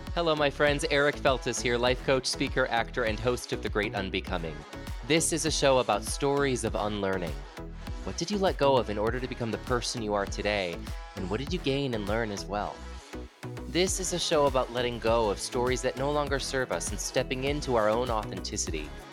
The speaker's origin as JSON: {"language": "English", "region": "California", "country": "United States", "said": "Tim likes to make fun of me for being so Cali"}